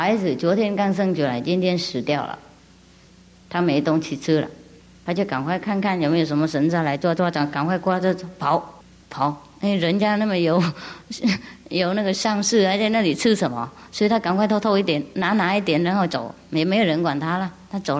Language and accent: Chinese; China; 嗯啊，我们中国人也有很多很多故事啊，类似的